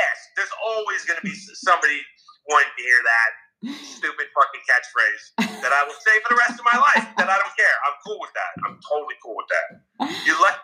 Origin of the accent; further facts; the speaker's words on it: New Jersey, United States; Growing up in Jersey, I had a really great high school theater program.